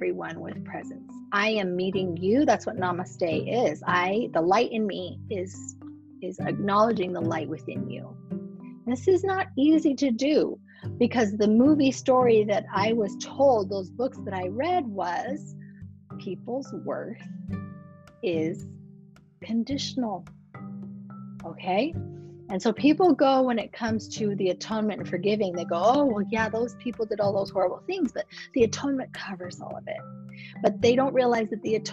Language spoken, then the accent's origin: English; Reno, Nevada, United States; moved away; I grew up in Reno